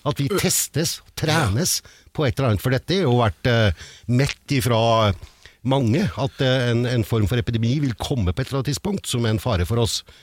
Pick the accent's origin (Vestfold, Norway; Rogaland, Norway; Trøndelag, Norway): Trøndelag, Norway; accent: trønder; snakker jeg som en trønder